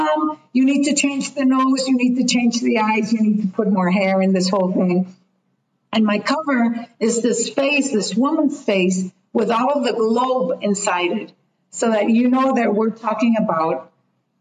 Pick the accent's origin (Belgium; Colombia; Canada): Colombia; English is a second language; I was coming from Latin, from Colombia